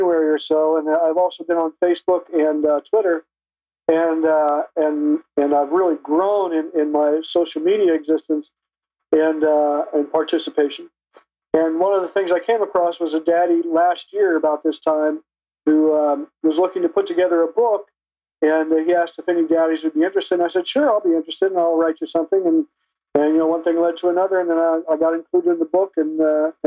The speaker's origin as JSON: {"language": "English", "region": "Ohio", "country": "United States", "also_born_or_lived": "New York City", "moved": "as an adult", "lives_now": "north of New York City, United States", "said": "I moved to New York in 96. I'm originally from Ohio"}